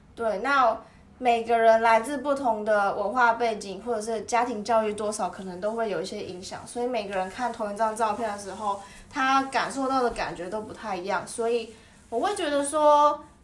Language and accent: Chinese; Taiwan; 身为一个台湾人